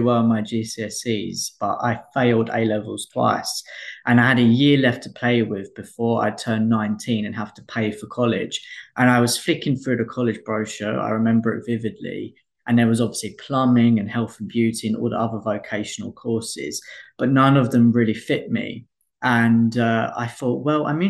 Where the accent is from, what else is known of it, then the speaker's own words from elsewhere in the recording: Essex, East of England, United Kingdom; moved away as an adult; also born or lived in Southeast London; now in London, United Kingdom; I'm from Essex.